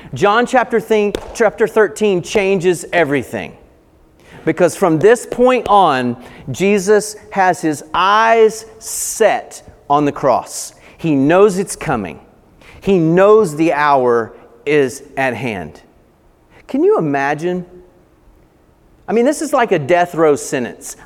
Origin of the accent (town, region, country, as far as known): Appalachian Mountains of North Carolina, United States; born or raised there